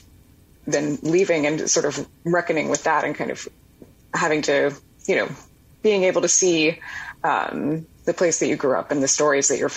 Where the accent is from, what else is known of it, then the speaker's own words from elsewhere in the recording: Birmingham, Alabama, United States; moved away as an adult; now in New York, United States; I grew up in Birmingham